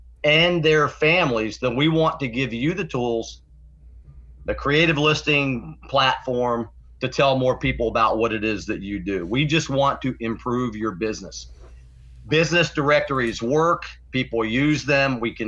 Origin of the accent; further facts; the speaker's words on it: Florida, United States; I was just a little baby when we got back. Anyhow, I grew up in Florida. Went off to Florida State University, got my degree in restaurant management